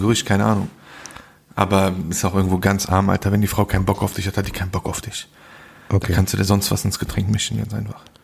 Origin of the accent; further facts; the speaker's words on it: Bonn, North Rhine-Westphalia, Germany; Ich so, Bonn